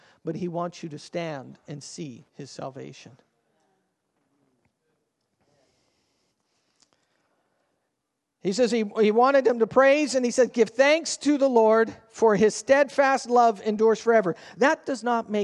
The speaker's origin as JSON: {"language": "English", "country": "Canada", "said": "We're Canadian"}